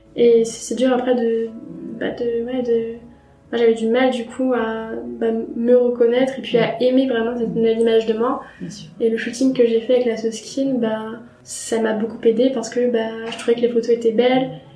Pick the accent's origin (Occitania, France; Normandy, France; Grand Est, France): Grand Est, France; Troyes; now in Paris, France; je suis originaire de Troyes, j'habite à Paris depuis quelques années